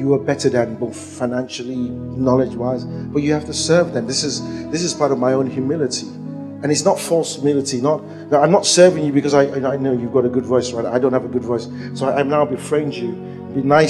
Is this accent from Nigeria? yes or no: yes; Nigeria; I'm a Nigerian